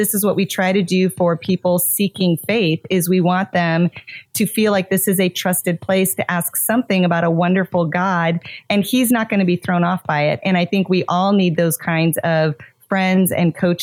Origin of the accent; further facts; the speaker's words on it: Montana, United States; now in South Florida, United States; I grew up in Montana, but now I live in South Florida